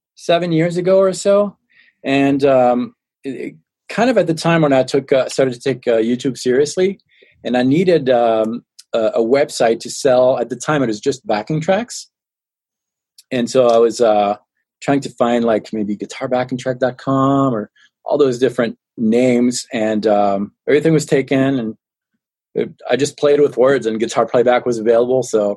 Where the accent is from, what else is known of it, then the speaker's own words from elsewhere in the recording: France; accent: French; now in Colorado, United States; No, I live in Colorado in the States. Okay. I was born and raised in France. I'm 100% French and 100% American.